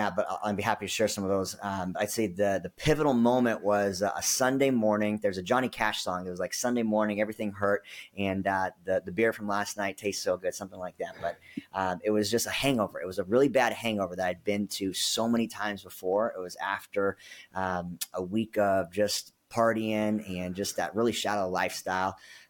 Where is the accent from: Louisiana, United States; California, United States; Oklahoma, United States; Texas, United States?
California, United States; also born or lived in Philippines / Arizona; now in Dallas, United States; I was born in Manila, Philippines, grew up in Northern California for a little while, moved to Arizona, spent about 20 years in Arizona and then Southern California.